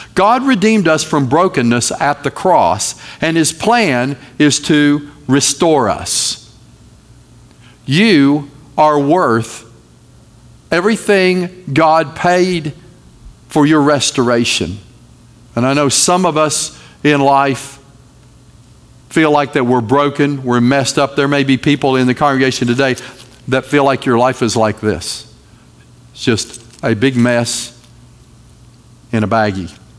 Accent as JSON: {"language": "English", "region": "North Carolina", "country": "United States", "said": "I am from North Carolina"}